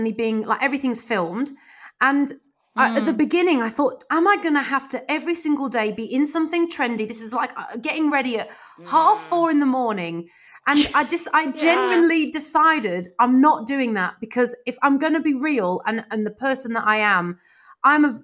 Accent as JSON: {"language": "English", "region": "Midlands", "country": "United Kingdom", "moved": "as an adult", "lives_now": "London, United Kingdom", "said": "I was from the Midlands"}